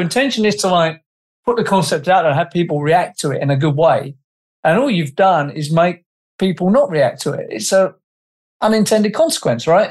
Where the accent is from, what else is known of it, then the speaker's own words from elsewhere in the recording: England, United Kingdom; I'm an Englishman